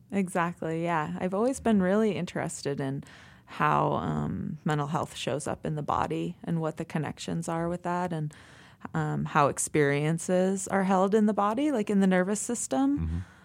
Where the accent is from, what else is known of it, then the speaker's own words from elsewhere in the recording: East Coast, United States; moved away as an adult; also born or lived in Oregon; now in Montana, United States; I'm from the East Coast, and so I did all my schooling on the East Coast.